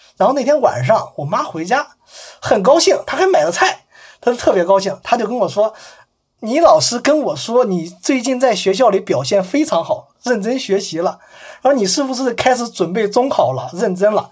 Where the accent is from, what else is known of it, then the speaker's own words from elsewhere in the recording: Fuyang, Anhui, China; moved away; 当我再次回到我的老家阜阳的时候